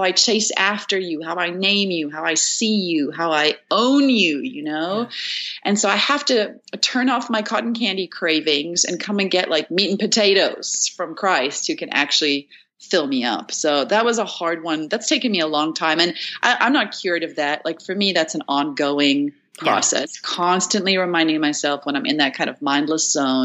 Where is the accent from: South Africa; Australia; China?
South Africa; I'm from South Africa.